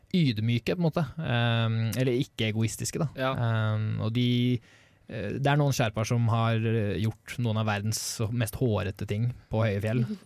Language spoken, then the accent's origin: Norwegian; Norway; jeg og Håkon som nordmenn